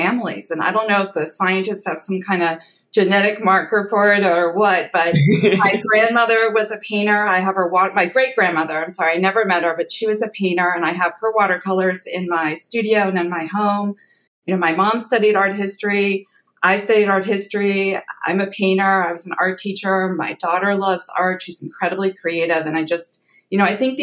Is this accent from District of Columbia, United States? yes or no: yes; Washington, District of Columbia, United States; DC, my hometown